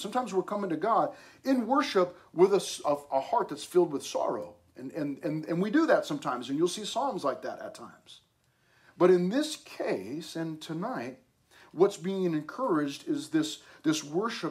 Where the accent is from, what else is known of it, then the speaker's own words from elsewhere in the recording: United States; I love being American